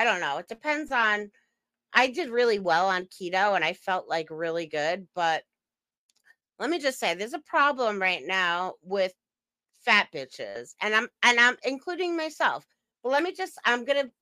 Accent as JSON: {"language": "English", "area": "Long Island", "region": "New York", "country": "United States", "moved": "yes", "lives_now": "Upstate New York, United States", "said": "we're from Long Island."}